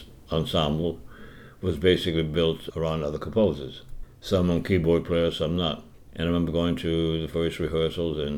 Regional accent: Cecilia, Louisiana, United States; moved away; also born or lived in New York; I grew up in Cecilia, Louisiana, born on November 16, 1938

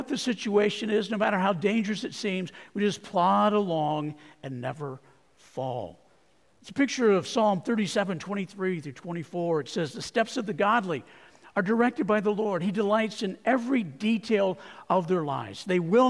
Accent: Arizona, United States; I grew up in Arizona

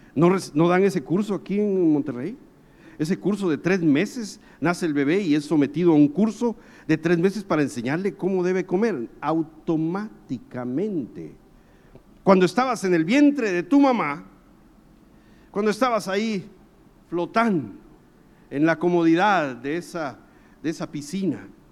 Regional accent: Guatemala; yo soy guatemalteco

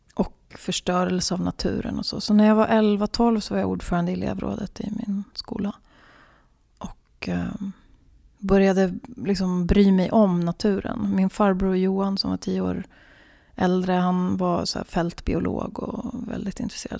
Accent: Sweden; also born or lived in Finland (born) / Gävle area forests; Jag betraktar mig som svensk, men jag betraktar mig framförallt som, vilket jag enligt passet är, och det är jag ju de facto, helsvensk på alla sätt och vis

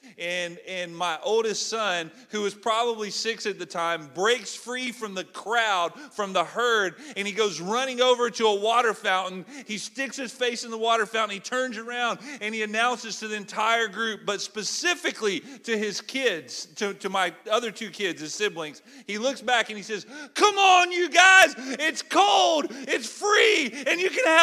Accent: Alabama, United States; moved away as an adult; now in Sucua, Ecuador; I'm from Alabama

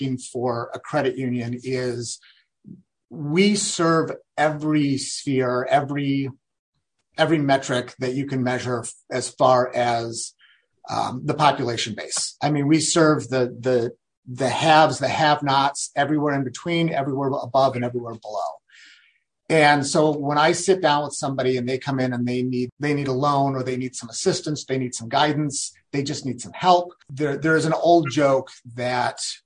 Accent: Wisconsin, United States; also born or lived in the South; now in Redmond, United States; growing up in Wisconsin

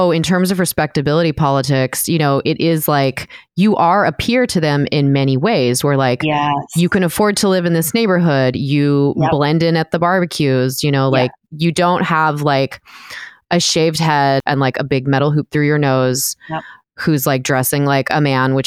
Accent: northern San Diego County, California, United States; I grew up in northern San Diego County

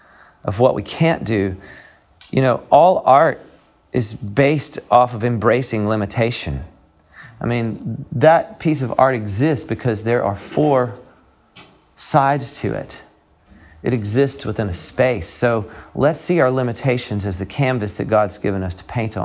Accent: the South, United States; I come from the South

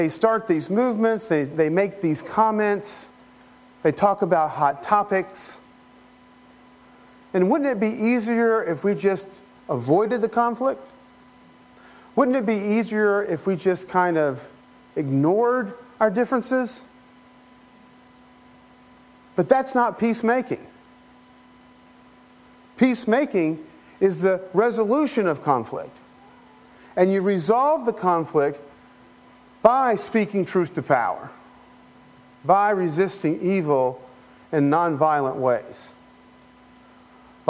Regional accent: Polk County, Florida, United States; also born or lived in Appalachia; I'm Appalachian American. Yeah, I'm an American, right? Floridian, Polk Countyan

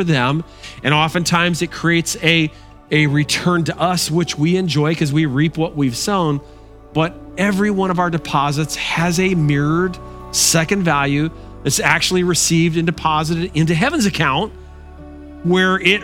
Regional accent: Bristol, Connecticut, United States; my hometown, Bristol, Connecticut

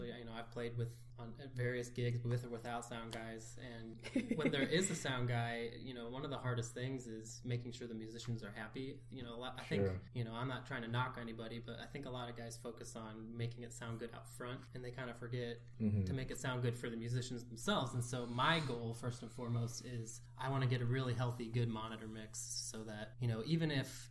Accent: Ohio, United States; moved away; We're from Ohio

